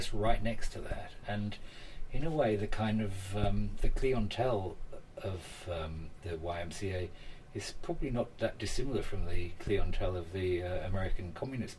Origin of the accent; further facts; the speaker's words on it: United Kingdom; now in New York, United States; the British immigrant of my age